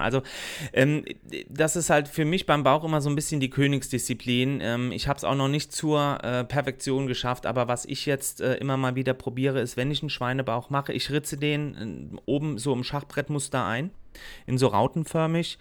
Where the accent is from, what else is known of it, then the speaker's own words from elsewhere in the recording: Germany; bei uns in Deutschland